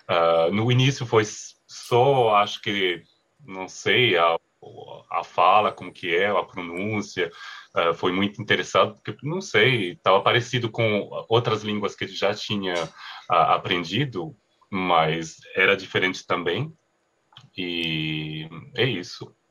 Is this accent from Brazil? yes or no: no; France; Portuguese is a second language; E, e minhas origens, eu sou francês e minha, minha mãe ela é, é italiana.